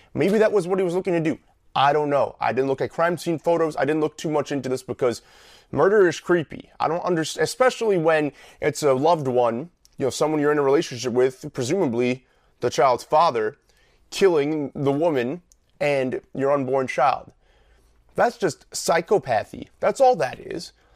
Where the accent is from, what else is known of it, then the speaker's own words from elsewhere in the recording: New York, United States; the state that I grew up in The state I live in, the state that I love